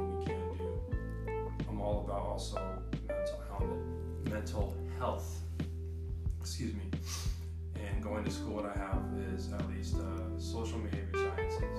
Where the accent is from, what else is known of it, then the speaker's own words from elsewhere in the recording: San Jose, California, United States; moved away as an adult; now in Sacramento, United States; growing up in San Jose, how most of my family and friends are still down there